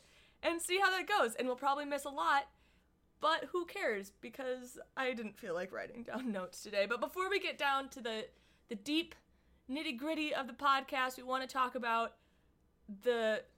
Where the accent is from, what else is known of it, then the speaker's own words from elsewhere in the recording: Michigan, United States; now in Southern California, United States; But we're from Michigan, and we acclimated.